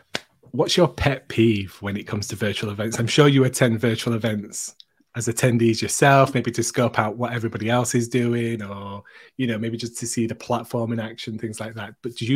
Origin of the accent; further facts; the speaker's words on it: United Kingdom; Ooh, and as a Brit, that's a great answer.